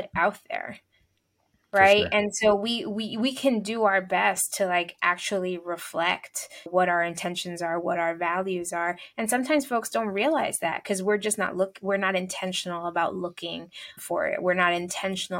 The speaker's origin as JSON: {"language": "English", "town": "New York City", "region": "New York", "country": "United States", "tie": "born or raised there", "moved": "as an adult", "lives_now": "Long Island, United States", "said": "a person who was born and raised in New York City and has lived there most of my life"}